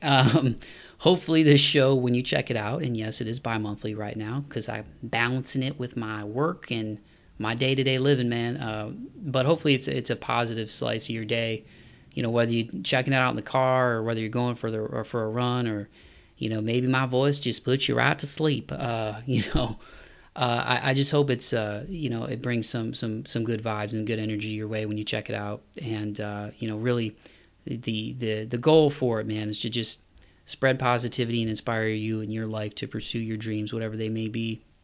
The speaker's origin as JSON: {"language": "English", "town": "Toledo", "region": "Ohio", "country": "United States", "tie": "born or raised there", "moved": "yes", "lives_now": "Nashville, United States", "said": "me coming from Toledo, Ohio"}